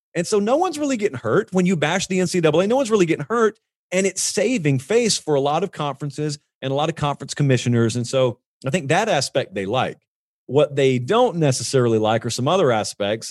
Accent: Columbus, Georgia, United States; moved away; I grew up down in Columbus

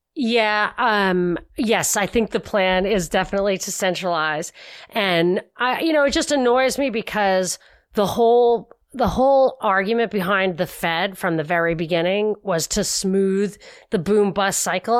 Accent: New York, United States; as a New Yorker

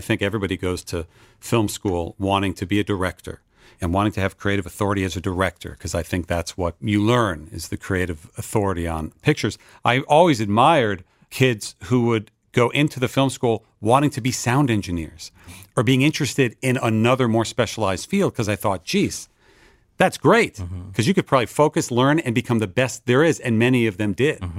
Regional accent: Westfield, New Jersey, United States; moved away as an adult; also born or lived in Boston, Massachusetts; now in Los Angeles, United States; I was raised in New Jersey northern New Jersey suburb called Westfield

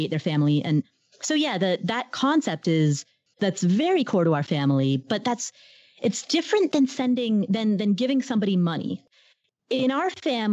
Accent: Kathmandu, Bagmati, Nepal; moved away; I was born in Kathmandu, Nepal. And so my parents and I are Nepalese

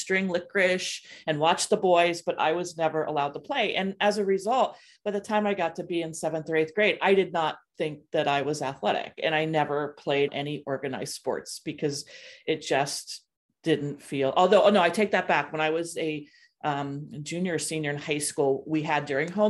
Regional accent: Ohio, United States; my experience growing up in Ohio.

